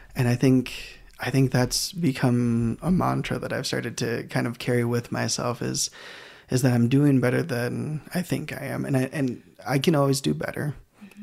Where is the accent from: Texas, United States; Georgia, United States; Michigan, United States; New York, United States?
Michigan, United States; Grand Rapids; moved away as an adult; also born or lived in Idaho; I am from Grand Rapids, Michigan. I moved to uh, Idaho to do all of my schooling.